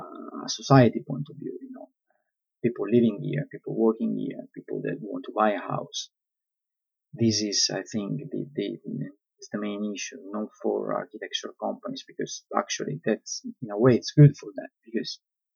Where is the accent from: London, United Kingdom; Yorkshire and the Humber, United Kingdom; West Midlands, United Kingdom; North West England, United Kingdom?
London, United Kingdom; I always struggle, you know, to keep a balance between being an architect, being a Londoner.